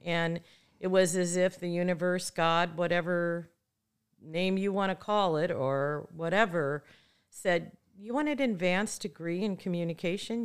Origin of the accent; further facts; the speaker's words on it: Midwest, United States; moved away as an adult; now in Santa Barbara, United States; I'm a girl from the Midwest who moved to Santa Barbara to go to school and never left